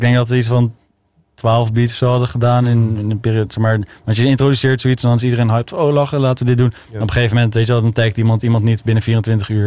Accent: Zeist, Utrecht, Netherlands; ik kom uit Utrecht, maar ik ben opgegroeid in Zeist en omgeving.

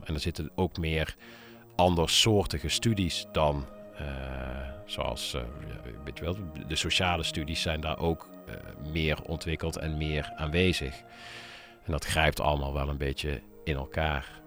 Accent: Nijmegen, Gelderland, Netherlands; ik kom uit Nijmegen, daar ben ik ook begonnen met, eh, met draaien.

